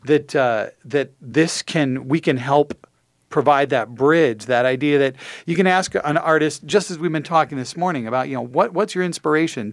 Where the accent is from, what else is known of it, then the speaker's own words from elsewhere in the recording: St. Paul, Minnesota, United States; I was born in St. Paul. I've been in St. Paul for most of my life.